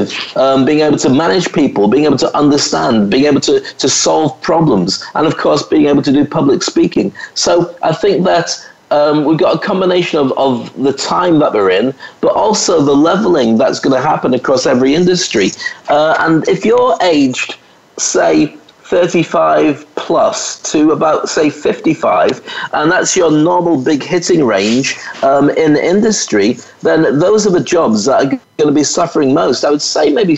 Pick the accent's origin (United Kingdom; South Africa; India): United Kingdom; moved away as an adult; also born or lived in Scotland / England; now in Dubai, United Arab Emirates; I was a black kid or a mixed race kid growing up in Scotland and then in England